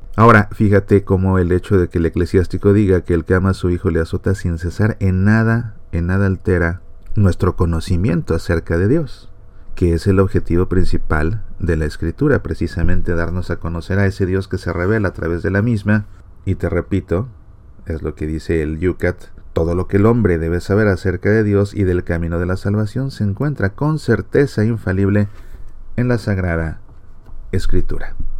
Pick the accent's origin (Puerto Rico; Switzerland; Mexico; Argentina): Mexico; yo como mexicano